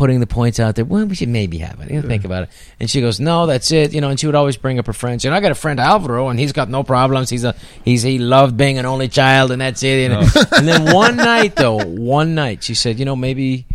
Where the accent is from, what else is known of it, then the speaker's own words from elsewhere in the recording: San Francisco, California, United States; I grew up in San Francisco